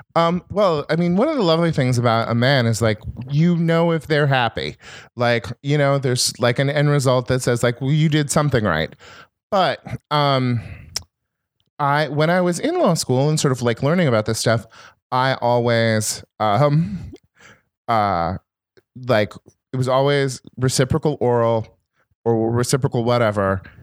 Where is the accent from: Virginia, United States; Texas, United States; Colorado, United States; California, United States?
California, United States; Northern; also born or lived in Minnesota; I'm from Northern California, and I went to Berkeley